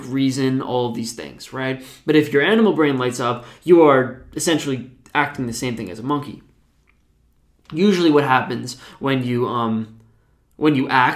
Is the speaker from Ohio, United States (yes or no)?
no; New Jersey, United States; I'm from New Jersey